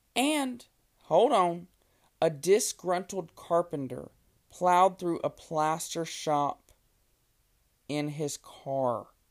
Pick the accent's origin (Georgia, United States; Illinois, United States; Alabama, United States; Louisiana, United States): Louisiana, United States; Lake Charles; my childhood, growing up in Lake Charles, Louisiana